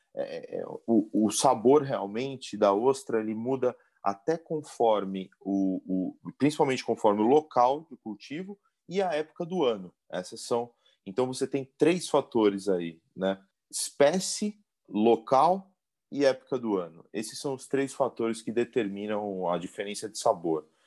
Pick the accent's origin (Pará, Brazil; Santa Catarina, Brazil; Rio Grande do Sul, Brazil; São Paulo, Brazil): São Paulo, Brazil; also born or lived in Florianópolis / Chile; eu sou da cidade de São Paulo